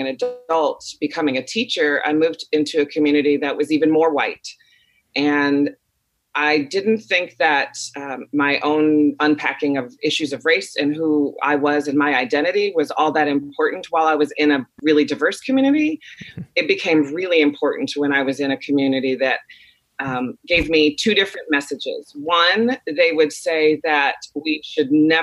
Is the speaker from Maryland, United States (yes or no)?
no; Chicago, Illinois, United States; I grew up in Chicago